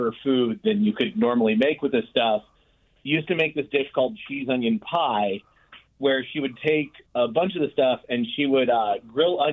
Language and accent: English; Maine, United States; now in Oakland, United States; I grew up in Maine on welfare